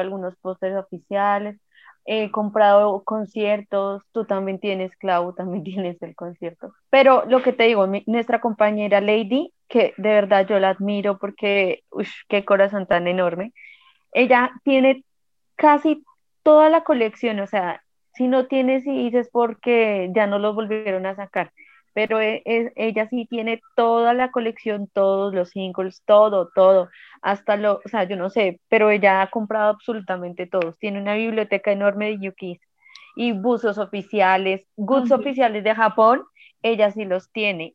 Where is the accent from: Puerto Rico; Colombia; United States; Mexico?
Colombia; uno siente que como colombiano